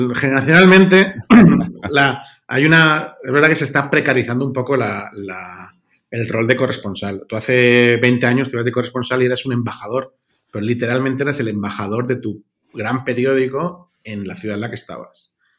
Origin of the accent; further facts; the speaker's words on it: Mallorca, Balearic Islands, Spain; moved away; also born or lived in London / Brussels; yo soy de Mallorca